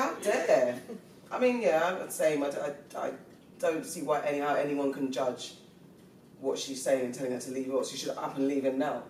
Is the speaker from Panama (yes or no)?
no; England, United Kingdom; I'm English.